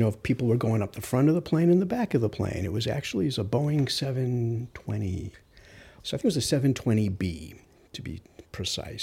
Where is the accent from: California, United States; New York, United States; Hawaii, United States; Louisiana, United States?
New York, United States; New York City; I'm from Rockaway, so I know this geography very well